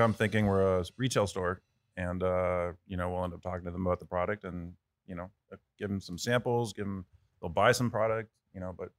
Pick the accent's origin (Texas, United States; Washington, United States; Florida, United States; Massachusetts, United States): Massachusetts, United States; Cambridge; also born or lived in Paris, France / Vermont; Myself, I grew up in Paris, France, and then I grew up in Boston.